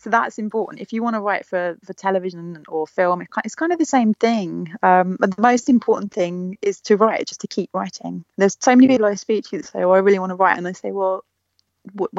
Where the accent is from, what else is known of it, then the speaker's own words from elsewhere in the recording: London, United Kingdom; I was from East London.